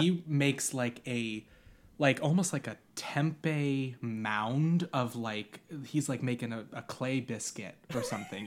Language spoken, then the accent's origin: English; Long Island, New York, United States; I grew up on Long Island.